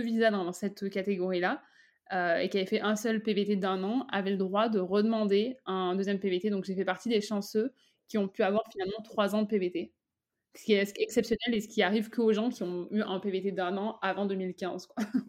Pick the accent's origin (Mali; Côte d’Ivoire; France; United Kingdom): France; moved away as an adult; now in Canada